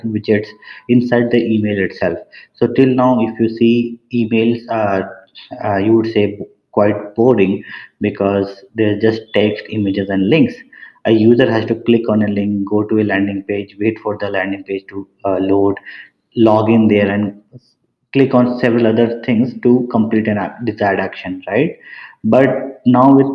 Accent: Patna, Bihar, India; moved away as an adult; also born or lived in Purnia, India / Dhanbad, India / Ahmedabad, India; I belong to Bihar. My hometown is Purnia. However, I have switched a lot between Purnia and Patna, between the houses of my grandparents. And I did my schooling in Patna

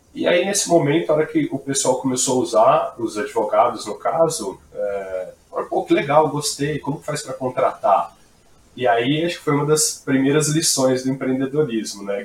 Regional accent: Brazil; accent: caipira; esse sotaque britânico lindo deu para notar que eu sou caipira do interior.

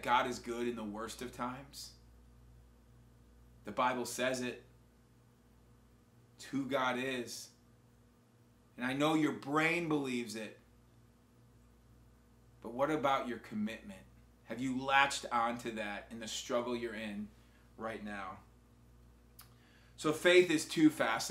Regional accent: Wisconsin, United States; now in Spring Hill, United States; when I grew up in Wisconsin

